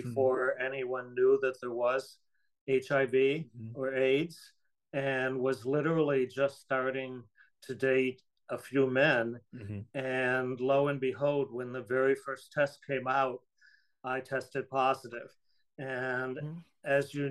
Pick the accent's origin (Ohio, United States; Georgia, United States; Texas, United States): Ohio, United States; Toledo; I was born in Ohio, not in farm country, but in a suburb of Toledo, Ohio.